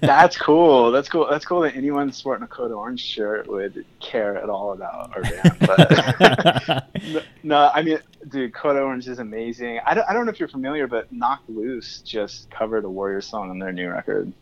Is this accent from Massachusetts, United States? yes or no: no; Tehachapi, California, United States; I grew up in Tehachapi